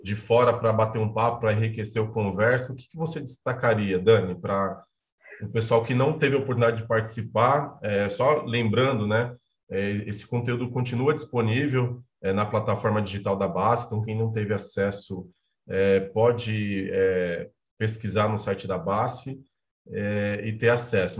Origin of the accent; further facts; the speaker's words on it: Bahia, Brazil; O estado onde eu nasci, que é a Bahia